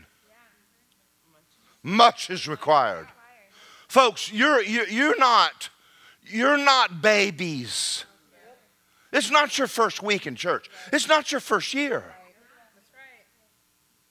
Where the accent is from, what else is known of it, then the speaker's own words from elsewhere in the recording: Georgia, United States; now in Florida, United States; I'm from Georgia